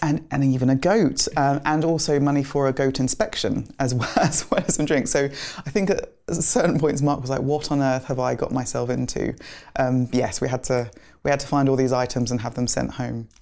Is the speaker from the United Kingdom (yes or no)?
yes; London, United Kingdom; also born or lived in Nigeria / Lagos; we grew up in kind of southeast London. We moved to Greenwich from Nigeria.